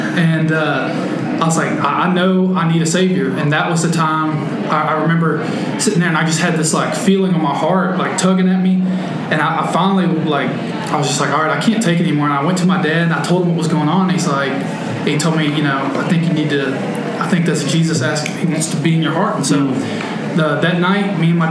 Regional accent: Bossier City, Louisiana, United States; from Bossier City, lived there my whole life.

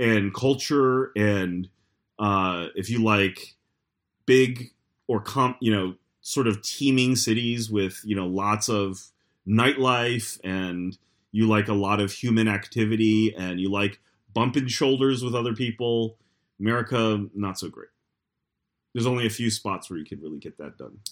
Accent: New York, United States; as a New Yorker

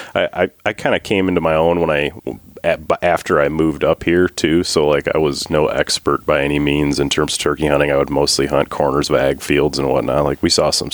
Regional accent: Detroit, Michigan, United States; now in Fairbanks, United States; I'm originally from Michigan. I grew up in a suburb of Detroit

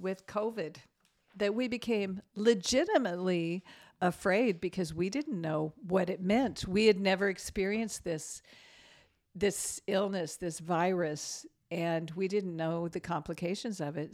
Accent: United States; us as American Christians

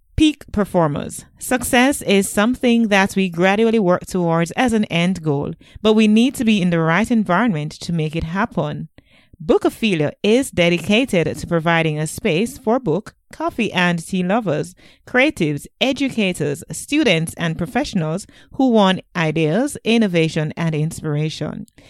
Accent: Jamaica; I'm from Jamaica

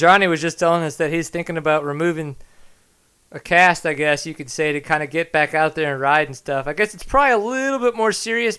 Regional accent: Texas, United States; I'm obviously a Texan.

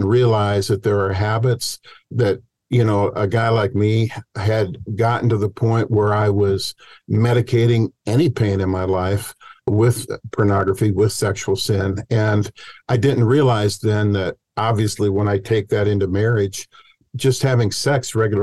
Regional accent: Cedar Rapids, Iowa, United States; moved away as an adult; I grew up in Cedar Rapids, Iowa, and then I headed out to Stanford University

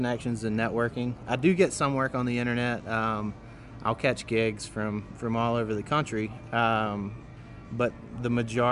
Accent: Clover, South Carolina, United States; I am from the mega city of Clover, South Carolina

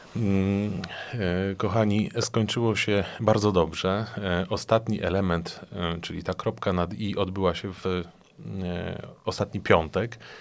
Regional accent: Płock, Masovian Voivodeship, Poland; mojego osiedla, na którym mieszkam od urodzenia

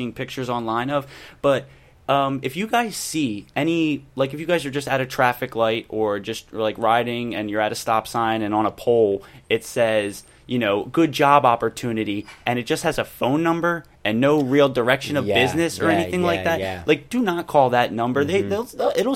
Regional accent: Philadelphia, Pennsylvania, United States; I'm from Philly

